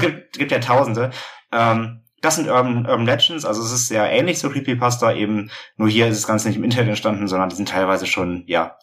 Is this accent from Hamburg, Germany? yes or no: yes; Hamburg, Germany; wir kommen aus Hamburg